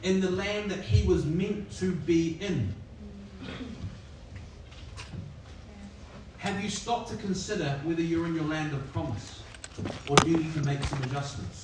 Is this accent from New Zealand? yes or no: yes; New Zealand; now in Sydney, Australia; I'm a Kiwi and it's just over the ditch, but when I came to Sydney